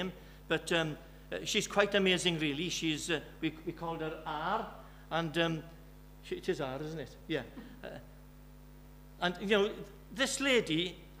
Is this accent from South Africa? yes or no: no; Birmingham, West Midlands, United Kingdom; now in Wales, United Kingdom; I'm from Birmingham.